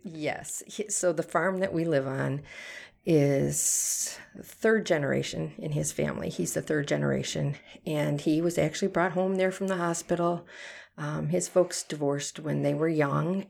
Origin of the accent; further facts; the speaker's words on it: Harvard, Illinois, United States; moved away as an adult; now in Brodhead, Wisconsin, United States; I was born and raised in Harvard, Illinois